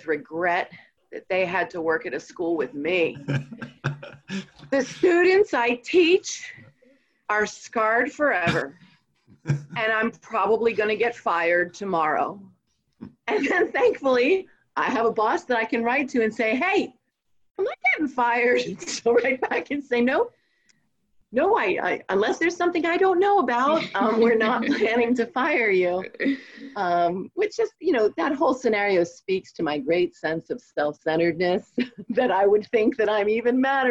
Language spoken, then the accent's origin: English; Red Lion, Pennsylvania, United States; also born or lived in Pittsburgh, Pennsylvania; Red Lion, Pennsylvania. It's just 15 minutes outside of York City.